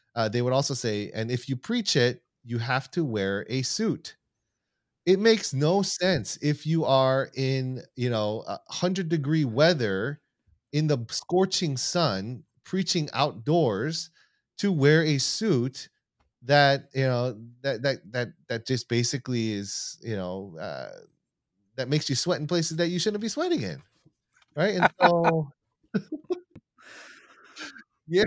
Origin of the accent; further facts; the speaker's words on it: United States; I'm Korean American, second generation, so my parents, uh, immigrated here in, uh, the late seventies and early eighties, and, um, and so I was born in the United States